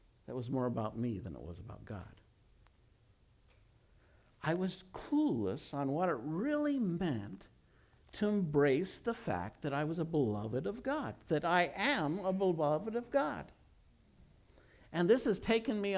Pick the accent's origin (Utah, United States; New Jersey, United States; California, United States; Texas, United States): Utah, United States; I was raised in Utah, and I was raised in a Christian home